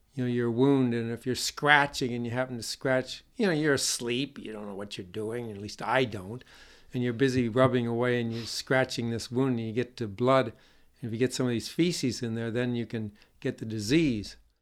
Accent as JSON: {"language": "English", "region": "Northeast", "country": "United States", "tie": "born or raised there", "moved": "yes", "said": "I grew up in the Northeast"}